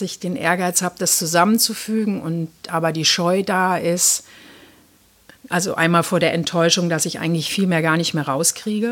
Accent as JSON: {"language": "German", "region": "East Germany", "country": "Germany", "tie": "born or raised there", "said": "ich bin ja in der DDR geboren"}